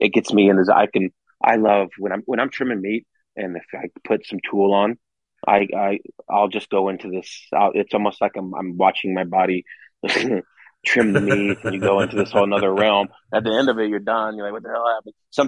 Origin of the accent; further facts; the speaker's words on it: West Coast, United States; now in Scottsdale, United States; I'm from West Coast.